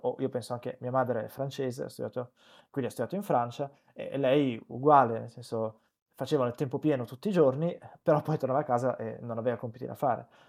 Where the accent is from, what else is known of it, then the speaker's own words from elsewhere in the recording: Benevento, Campania, Italy; io sono cresciuto a Benevento che è una cittadina di provincia